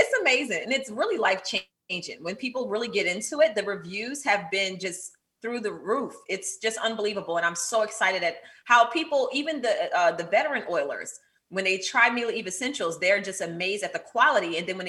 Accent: Pleasantville, New Jersey, United States; now in Potomac, United States; I grew up in Atlantic City, New Jersey, in Pleasantville. A lot of people don't know Pleasantville, but it's right outside of Atlantic City. And I currently reside in Potomac, Maryland.

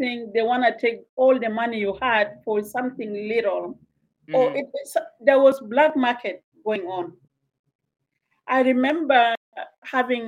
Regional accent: South Sudan; moved away as an adult; also born or lived in Uganda / Kenya; now in Canada; I am from Sudan originally, and South Sudan became a country in 2011. And I spent my first 20 years in South Sudan.

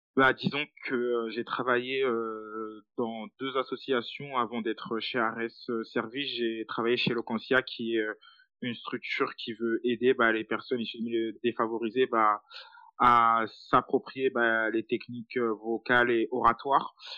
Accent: Île-de-France, France; je suis originaire de banlieue

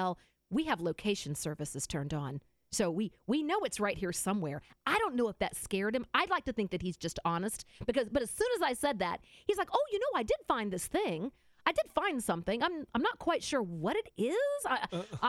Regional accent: the South, United States; I'm from the South

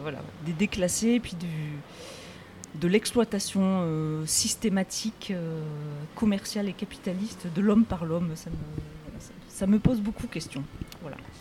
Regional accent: Rodez, Occitania, France; je viens de l'Aveyron

